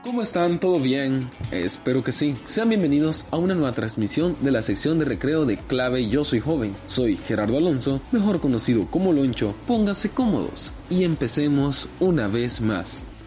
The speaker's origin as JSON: {"language": "Spanish", "country": "El Salvador", "said": "mi identidad como salvadoreño"}